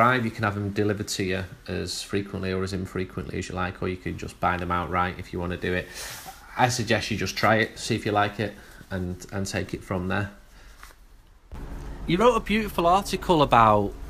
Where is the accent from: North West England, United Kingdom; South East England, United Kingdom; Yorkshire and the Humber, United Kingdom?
North West England, United Kingdom; Urmston; I'm from Ermston